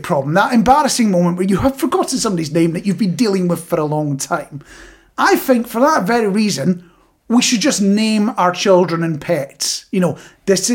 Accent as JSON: {"language": "English", "country": "United Kingdom", "said": "Being British"}